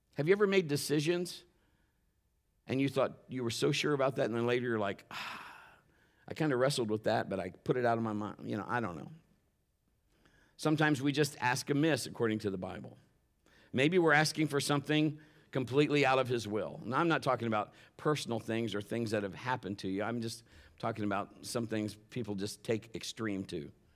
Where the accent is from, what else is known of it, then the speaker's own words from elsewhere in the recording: Ohio, United States; we're from the north. We're from Ohio, and we're up there